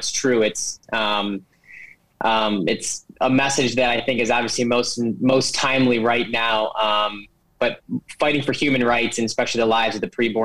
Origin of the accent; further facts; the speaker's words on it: Cleveland, Ohio, United States; moved away as an adult; now in Washington, D.C., United States; I am from Cleveland, Ohio. Originally grew up in a Christian home.